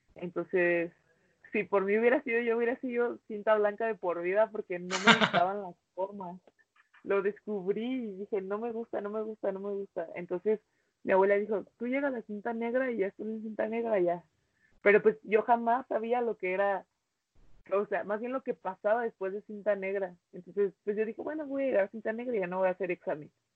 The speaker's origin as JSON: {"language": "Spanish", "town": "Cuauhtémoc", "region": "Chihuahua", "country": "Mexico", "tie": "born or raised there", "also_born_or_lived": "United States", "said": "yo me vine a Cuauhtémoc con mi abuela y pues como quien dice mi abuela fue quien me crió"}